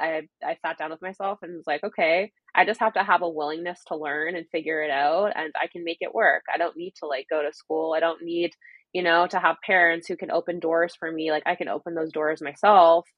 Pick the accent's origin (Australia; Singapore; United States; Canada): Canada; being a Canadian